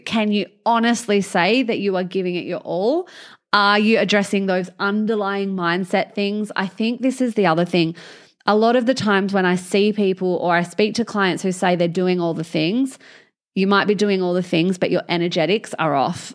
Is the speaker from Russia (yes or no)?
no; Albany, Western Australia, Australia; I'm from Albany